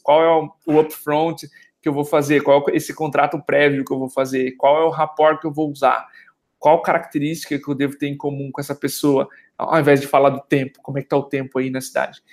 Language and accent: Portuguese; Brazil; Como brasileiros